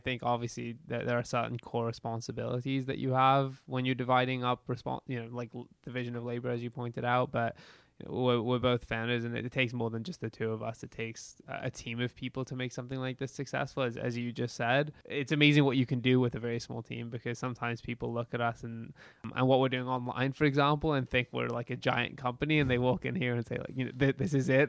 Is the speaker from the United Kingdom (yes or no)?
yes; London, United Kingdom; now in London, Canada; Yeah, I grew up in London, which London, England.